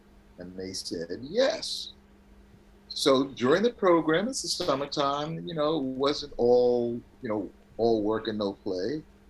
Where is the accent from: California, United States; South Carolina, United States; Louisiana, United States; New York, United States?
New York, United States; New York City; When I was growing up in Queensbridge, I grew up in the 40 side of 12th Street